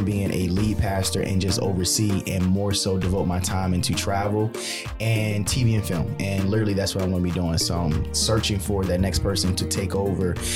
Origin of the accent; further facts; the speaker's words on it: Baltimore, Maryland, United States; I grew up in Baltimore, Maryland, born and raised on the playgrounds